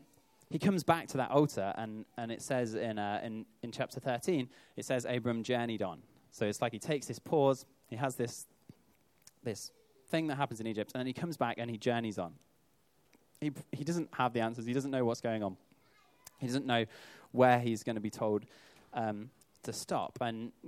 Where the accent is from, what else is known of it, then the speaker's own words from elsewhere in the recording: United Kingdom; I think of myself obviously as a British citizen.